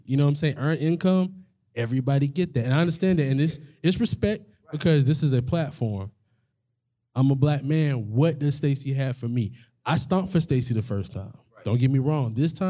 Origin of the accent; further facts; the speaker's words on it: Gwinnett County, Georgia, United States; I come from Gwinnett County.